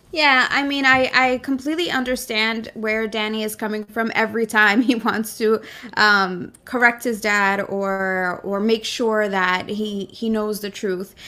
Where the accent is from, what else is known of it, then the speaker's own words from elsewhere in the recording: New York City, New York, United States; I was born in Brooklyn. This is my country